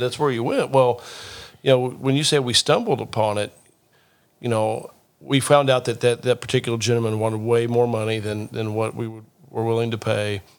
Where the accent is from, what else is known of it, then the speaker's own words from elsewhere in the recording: Rockport, Indiana, United States; This is my hometown.